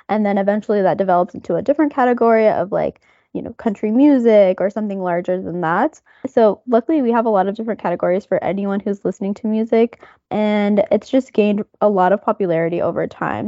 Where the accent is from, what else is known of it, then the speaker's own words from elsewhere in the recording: United States; I'm from the United States